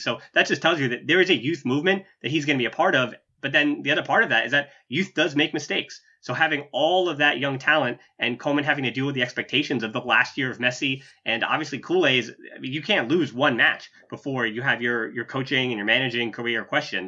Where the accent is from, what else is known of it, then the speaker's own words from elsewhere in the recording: United States; I'm an American